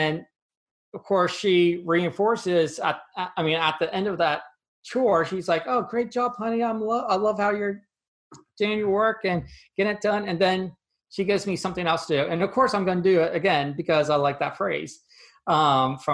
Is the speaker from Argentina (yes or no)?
no; 30 minutes outside State College, Pennsylvania, United States; So I grew up in Pennsylvania, about 30 minutes outside of State College, where Penn State University is the main campus is